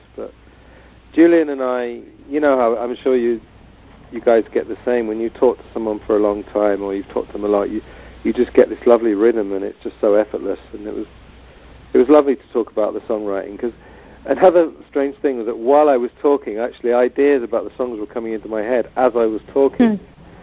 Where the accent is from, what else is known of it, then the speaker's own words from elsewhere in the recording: England, United Kingdom; I'm English